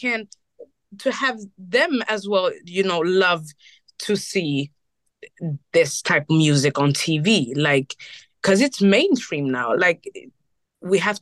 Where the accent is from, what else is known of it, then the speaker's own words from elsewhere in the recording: Burundi; also born or lived in Rwanda; I'm from Burundi. I'm half Burundi, half Rwandese